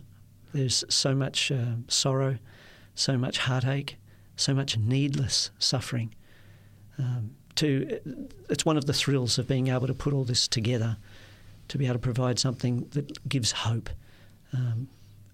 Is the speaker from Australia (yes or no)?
yes; Perth, Western Australia, Australia; I said, oh, Perth, Western Australia